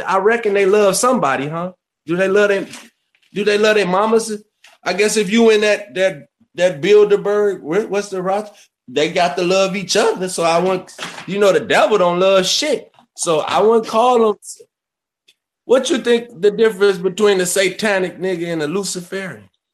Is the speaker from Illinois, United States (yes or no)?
yes; Kankakee, Illinois, United States; I'm from Kankakee, Illinois. Born and raised there